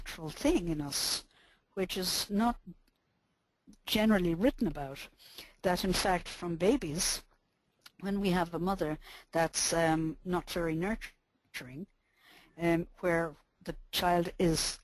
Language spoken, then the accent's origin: English; Ireland; I'm Irish and I'm born in the 40s